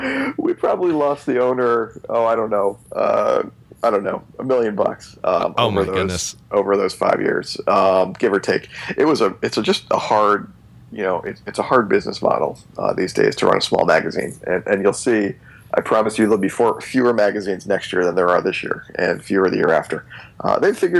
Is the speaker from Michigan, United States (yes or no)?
no; New Jersey, United States; I'm from New Jersey